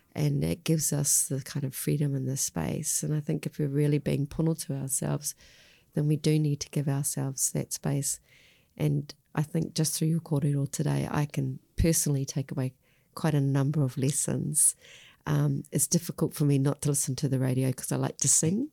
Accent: Australia; now in New Zealand; I grew up in Australia

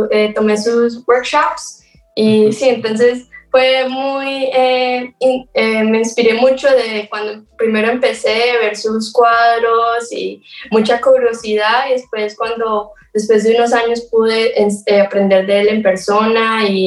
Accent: Colombia; also born or lived in Florida, United States; now in Asheville, United States; tiempo en Florida, entre Colombia y Florida, había

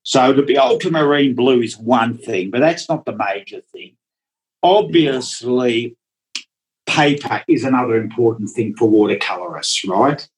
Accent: Melbourne, Victoria, Australia; first language Dutch; English is a second language; also born or lived in Netherlands; I grew up in Melbourne

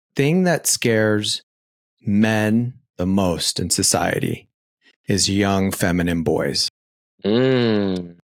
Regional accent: Phoenix, Arizona, United States; I was raised in Arizona

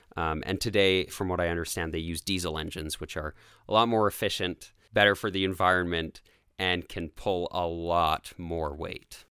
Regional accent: Calgary, Alberta, Canada; my hometown, Calgary

